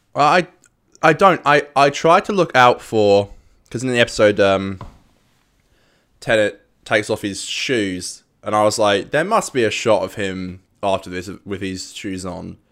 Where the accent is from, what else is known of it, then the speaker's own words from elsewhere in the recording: Australia; we are from around down under